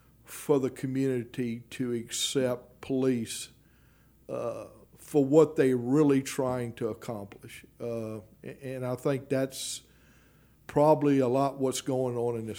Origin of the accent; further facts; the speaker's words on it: Baton Rouge, Louisiana, United States; And I spent a tremendous amount of time in North Baton Rouge during my – I grew up in North